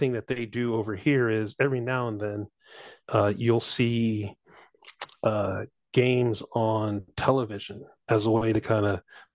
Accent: St. Louis, Missouri, United States; I grew up in St. Louis, so Blues fan

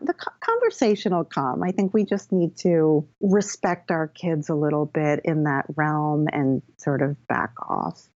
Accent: Connecticut, United States; moved away as an adult; also born or lived in Philadelphia / New York City; now in Bedford, United States; I grew up in Connecticut.

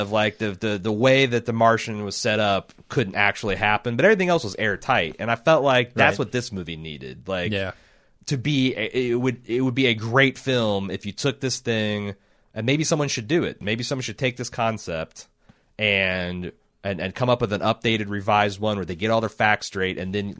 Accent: Indiana, United States; I grew up in Indiana.

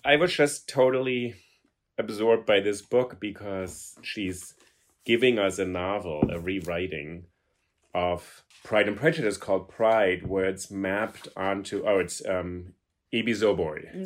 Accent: Germany; now in New York, United States; I grew up in Germany and I speak German

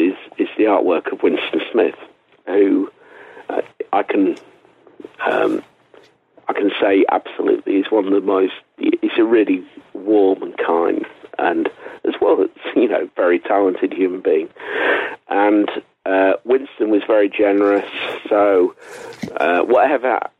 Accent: England, United Kingdom; I'm an English writer

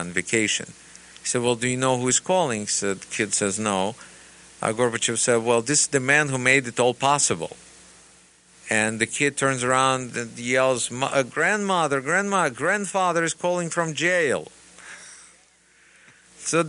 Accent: Russia; English is a second language; now in United States; still a Russian person

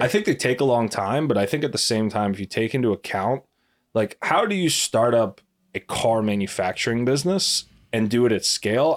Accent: United States; as an American

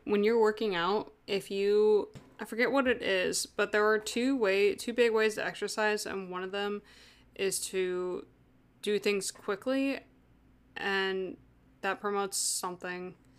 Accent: United States; I'm American.

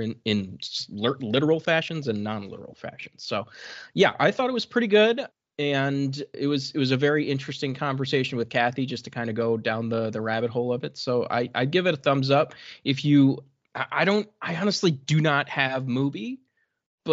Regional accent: United States; as an American

